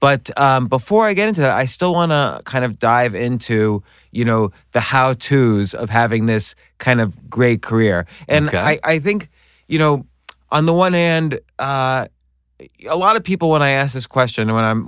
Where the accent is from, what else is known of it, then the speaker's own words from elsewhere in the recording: New York, United States; I'm from New York.